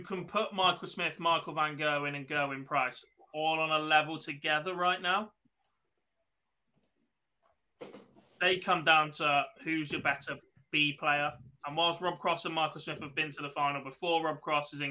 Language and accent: English; England, United Kingdom; I am English